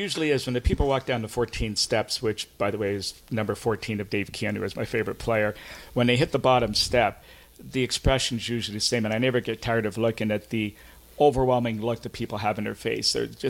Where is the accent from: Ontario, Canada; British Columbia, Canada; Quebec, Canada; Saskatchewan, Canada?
Ontario, Canada; Toronto; I was just a young kid growing up in Scarborough